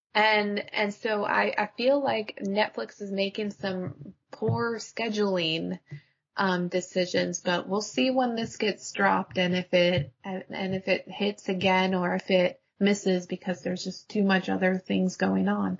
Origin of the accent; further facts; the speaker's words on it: Alaska, United States; I grew up in Alaska